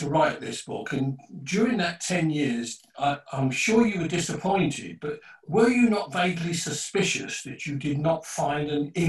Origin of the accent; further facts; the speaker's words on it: London, United Kingdom; I've just turned 70, and I was born in Bethnal Green, and I was in the mid-40s, and I stayed there until I got married to a Bethnal Green girl in the 70s.